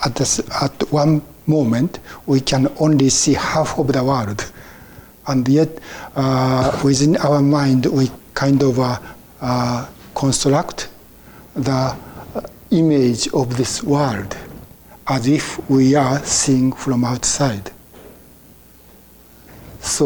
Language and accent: English; Japan; English is a second language; moved away as an adult; I was born in Japan and I became a Buddhist, and I was trained as a Buddhist priest in Japan